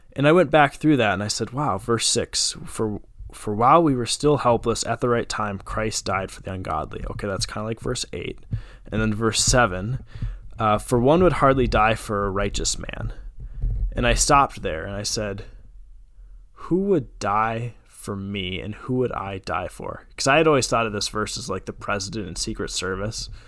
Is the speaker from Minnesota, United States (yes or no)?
yes; Jordan, Minnesota, United States; good old Jordan, Minnesota. Uh, grew up there